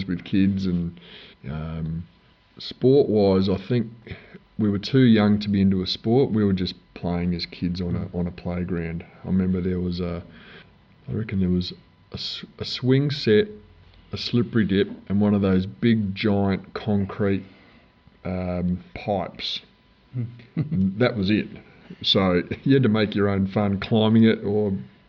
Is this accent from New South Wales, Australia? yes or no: yes; Armidale, New South Wales, Australia; also born or lived in Glen Innes, New South Wales; I grew up, I was born in New South Wales, Glen Innes, actually, which is sort of just near Tamworth. Don't remember much about that. We moved pretty soon after that as a youngster to Armidale